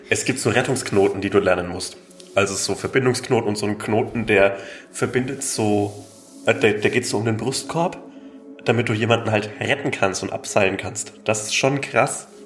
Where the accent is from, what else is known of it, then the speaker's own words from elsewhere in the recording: Rheindorf, Germany; Also ich glaube, die Freiwillige Feuerwehr in Rhein, in meinem Heimat, in Rheindorf